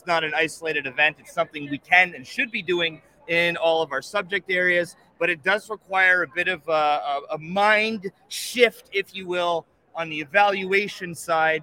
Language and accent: English; Canada; I'm from Canada